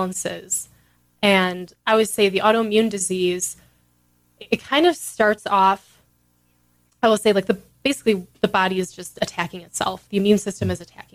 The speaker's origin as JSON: {"language": "English", "town": "Chicago", "region": "Illinois", "country": "United States", "said": "we're both from Chicago."}